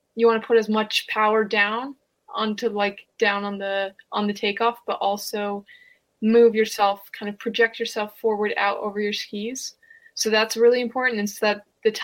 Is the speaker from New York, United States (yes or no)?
yes; Lake Placid, New York, United States; I'm from Lake Placid, New York. We had the Winter Olympics in 1980 and 32. So grew up in an Olympic village, grew up on skis.